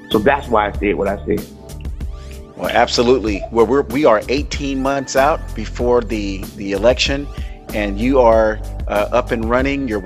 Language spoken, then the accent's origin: English; United States; I am an American, born, naturally born American.